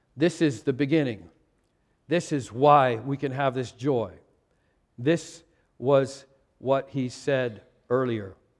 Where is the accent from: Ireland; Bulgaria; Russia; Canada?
Canada; Vancouver, British Columbia; moved away; I was born in Vancouver and became an American in two thousand and five